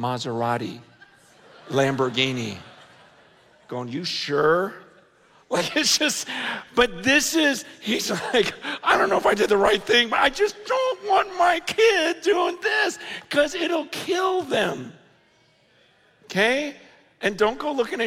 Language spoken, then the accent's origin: English; United States; growing up in America